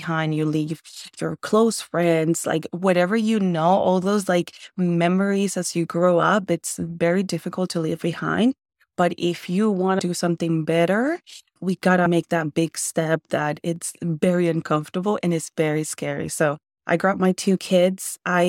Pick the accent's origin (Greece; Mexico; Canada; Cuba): Mexico; Nogales, Sonora; also born or lived in Tucson, United States; Well, I was born in Tucson in Arizona, and I grew up some part of my life in Mexico. So Nogales, Sonora, for all of you guys who know, it's super close to us.